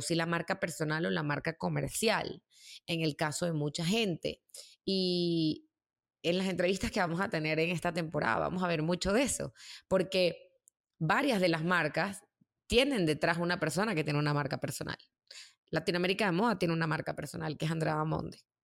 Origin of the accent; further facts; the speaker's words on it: Caracas, Capital District, Venezuela; moved away as an adult; also born or lived in New York; poder mantener eh, mi vida ahí en Venezuela, en Caracas.